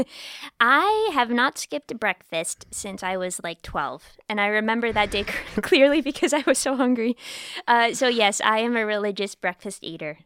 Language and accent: English; United States; now in Bratislava, Slovakia; I'm American too